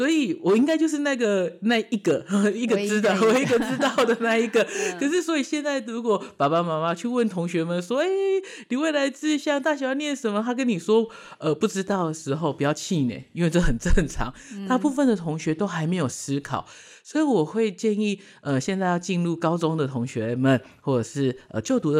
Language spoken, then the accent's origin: Chinese; Canada; 我觉得加我因为我在加拿大长大，我觉得加拿大的人其实都是很和善的